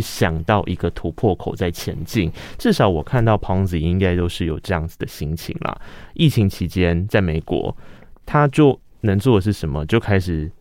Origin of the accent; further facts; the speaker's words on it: Tainan, Taiwan; moved away; 身为台南人